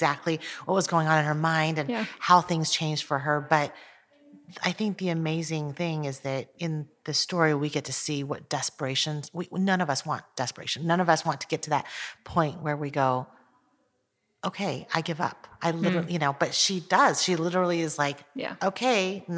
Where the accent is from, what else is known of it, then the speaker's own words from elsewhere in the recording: United States; also born or lived in Taiwan; moved to the United States when I was almost 5